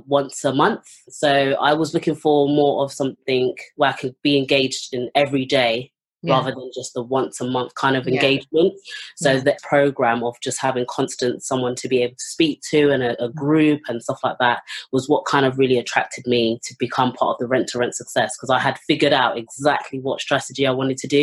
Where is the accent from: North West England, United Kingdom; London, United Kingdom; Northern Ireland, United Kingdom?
London, United Kingdom; I'm from London, North London, in Finsbury Park.